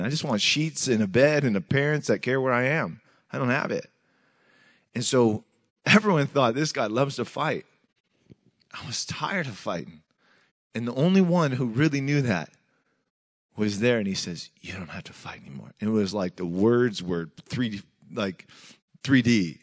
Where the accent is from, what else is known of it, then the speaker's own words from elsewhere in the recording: Tacoma, Washington, United States; I grew up in Tacoma, Washington, middle child of eleven